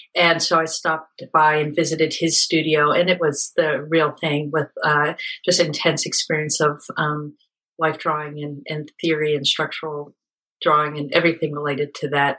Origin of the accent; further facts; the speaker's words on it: Pennsylvania, United States; also born or lived in South Africa; I was born in South Africa and grew up in a small town in Pennsylvania.